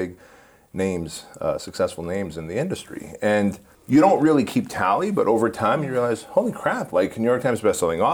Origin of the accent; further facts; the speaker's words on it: Armenia; now in United States; we come from the Soviet Union, specifically Armenia